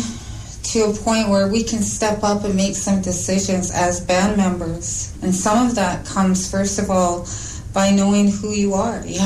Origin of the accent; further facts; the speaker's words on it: Alert Bay, British Columbia, Canada; also born or lived in Turner Island; now in Vancouver, Canada; I was born in Alert Bay